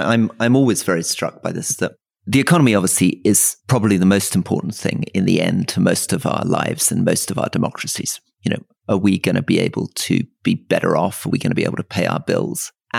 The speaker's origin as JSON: {"language": "English", "town": "Crieff", "region": "Scotland", "country": "United Kingdom", "tie": "born or raised there", "said": "my hometown of Crieff, incredible place, just on the edge of the Highlands"}